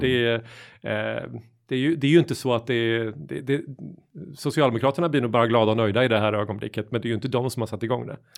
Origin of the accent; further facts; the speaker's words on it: Småland, Sweden; moved away; hemma i Småland, där jag kommer ifrån